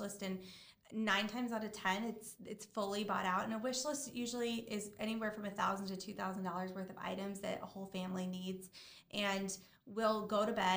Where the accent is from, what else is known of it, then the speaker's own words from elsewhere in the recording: Midwest, United States; moved away as an adult; now in South Florida, United States; I grew up in the Midwest, but I've lived here since 2009